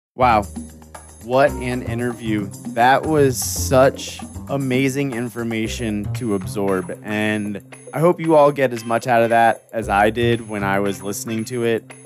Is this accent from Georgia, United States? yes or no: no; Florida, United States; I was raised in Florida, but I will state that I wasn't born there